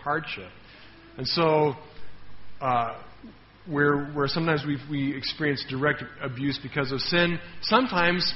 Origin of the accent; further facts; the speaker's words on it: Denver, Colorado, United States; moved away; my hometown, Denver